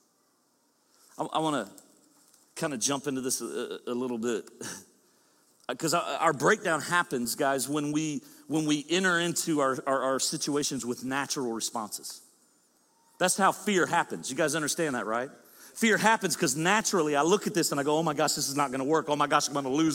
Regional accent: the South, United States; I'm from the South, we slur

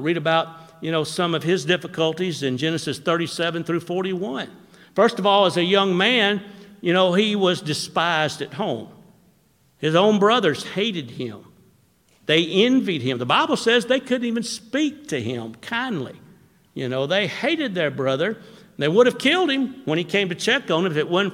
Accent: Florence, Alabama, United States; when I was growing up in Florence, we used to fish below Wilson Dam

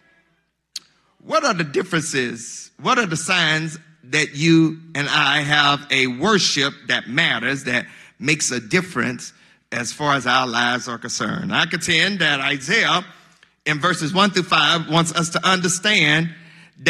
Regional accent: Mississippi, United States; I'm from Mississippi

